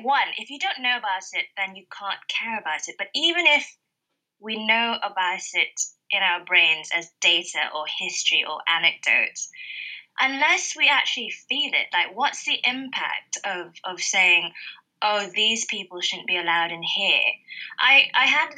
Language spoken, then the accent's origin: English; Malaysia; now in United Kingdom; I grew up in Malaysia, which is an ex-colony, ex-British colony